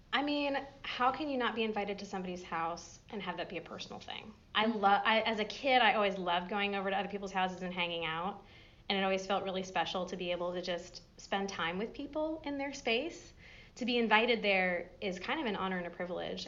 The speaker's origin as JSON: {"language": "English", "region": "Massachusetts", "country": "United States", "tie": "born or raised there", "moved": "as an adult", "lives_now": "Johnson City, United States", "said": "grew up further up the mountains in Massachusetts"}